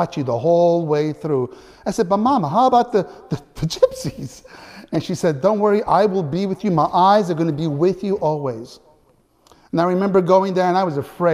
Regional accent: Naples, Campania, Italy; moved away; when I was a little boy in Italy, growing up in Naples

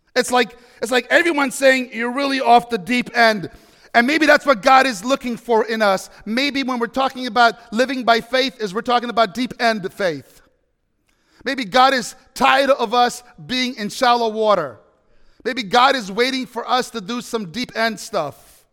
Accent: New York, United States; moved away as an adult; now in Washington State, United States; I'm a New Yorker. I'm an East Coast guy

